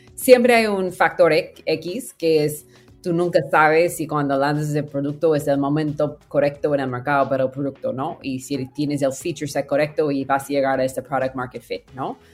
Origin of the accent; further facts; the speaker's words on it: near Silicon Valley, California, United States; Spanish is a second language; moved away as an adult; also born or lived in Peru / Mexico City, Mexico; crecí en California y, cerca de Silicon Valley